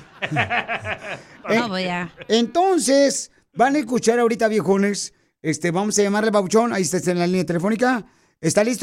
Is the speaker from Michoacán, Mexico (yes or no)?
yes; Michoacán, Mexico; born there; De aquí del teléfono. Nomás, pero nací en Michoacán